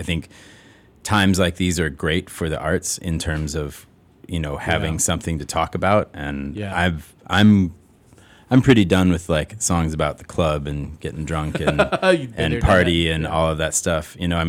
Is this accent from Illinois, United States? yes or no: yes; Chicago, Illinois, United States; I grew up at Clark and Diversey.